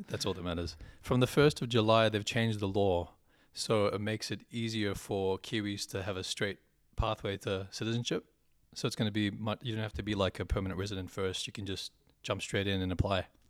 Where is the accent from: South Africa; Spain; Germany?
South Africa; also born or lived in New Zealand; now in Sydney, Australia; I am South African born, New Zealand citizen still